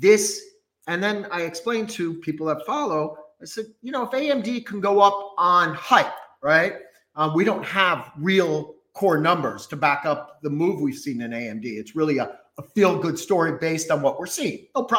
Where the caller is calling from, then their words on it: New Braunfels, Texas, United States; Right now, Texas, New Braunfels, Texas.